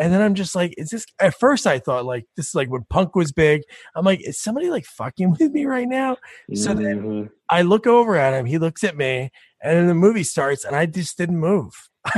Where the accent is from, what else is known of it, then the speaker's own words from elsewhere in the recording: New Jersey, United States; Like growing up in Jersey